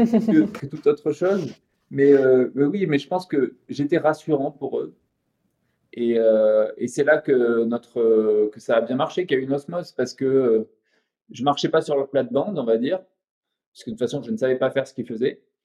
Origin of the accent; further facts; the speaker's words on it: Montpellier, Occitania, France; moved away; also born or lived in Île-de-France; Zouib, c'était un copain d'adolescence de Montpellier, on est de Montpellier tous les deux